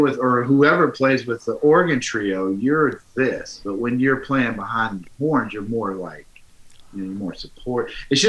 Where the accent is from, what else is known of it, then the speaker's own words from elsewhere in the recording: United States; I'm still an American dude.